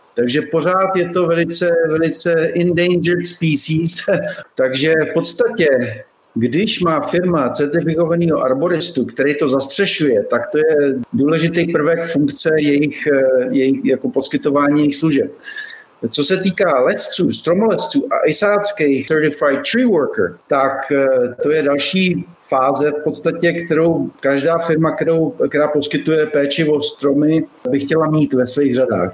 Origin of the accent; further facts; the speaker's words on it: Liberec Region, Czechia; moved away as an adult; now in Tucson, United States; narodil jsem se v Českém ráji